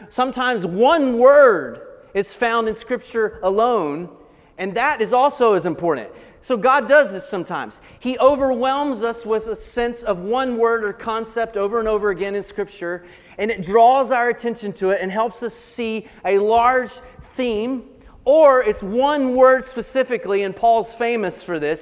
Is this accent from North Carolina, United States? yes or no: yes; Blue Ridge Mountains of North Carolina, United States; I grew up in the Blue Ridge Mountains of North Carolina, so probably the accent will give that away